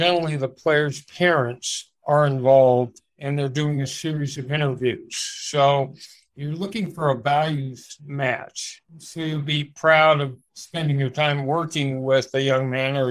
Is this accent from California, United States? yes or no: yes; Los Angeles, California, United States; I grew up in Los Angeles